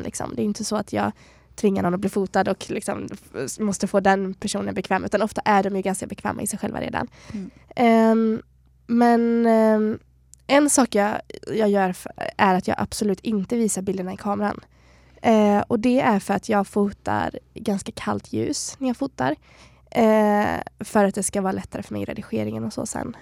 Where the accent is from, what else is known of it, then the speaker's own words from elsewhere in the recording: Borås, Västra Götaland, Sweden; moved away as an adult; also born or lived in Stockholm; now in Kalmar, Sweden; Borås där jag kommer ifrån